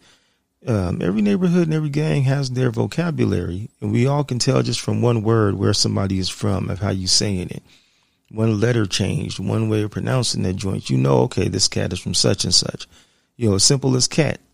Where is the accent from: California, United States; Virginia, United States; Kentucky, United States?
California, United States; San Diego; I'm from San Diego. San Diego and L.A., man, when I was a youngster, my teens and 20s